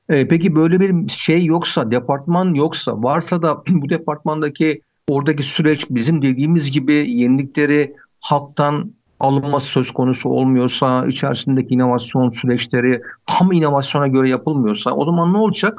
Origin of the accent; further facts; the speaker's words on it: Sinop, Turkey; Biz Sinopluyuz ya. Sinop mantısı yapıyoruz.